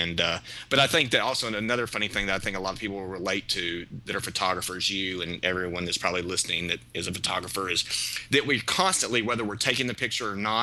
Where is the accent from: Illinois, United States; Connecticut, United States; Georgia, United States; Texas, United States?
Texas, United States; Palestine; also born or lived in Dallas, Texas; my hometown of Palestine, Texas